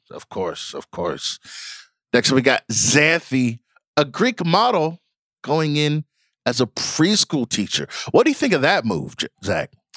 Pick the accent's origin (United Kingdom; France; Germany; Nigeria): Nigeria; I'm Nigerian